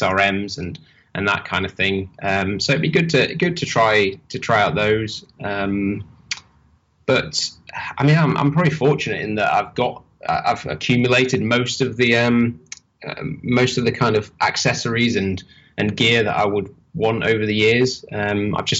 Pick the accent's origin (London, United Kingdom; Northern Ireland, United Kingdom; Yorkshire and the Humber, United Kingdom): Yorkshire and the Humber, United Kingdom; Holmfirth; also born or lived in Leeds/Bradford border; I'm from Yorkshire, in England. I was born and kind of raised around Homeforth, which is where they film Last of the Summer Wine